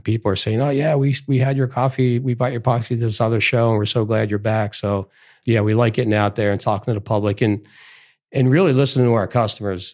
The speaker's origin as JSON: {"language": "English", "town": "Philadelphia", "region": "Pennsylvania", "country": "United States", "tie": "born or raised there", "said": "I grew up in Philadelphia"}